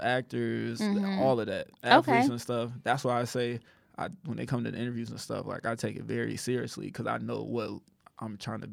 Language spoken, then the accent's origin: English; Rockford, Illinois, United States; my thing is, like, I'm from Rockford. A lot of those people that's on there, I don't think they from Rockford.